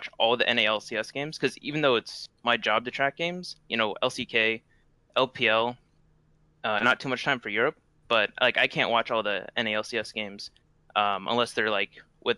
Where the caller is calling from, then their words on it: Phoenix, Arizona, United States; Phoenix, Arizona.